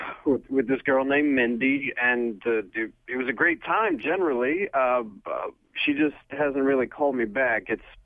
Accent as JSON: {"language": "English", "town": "Englewood", "country": "United States", "moved": "yes", "said": "I'm from Englewood originally"}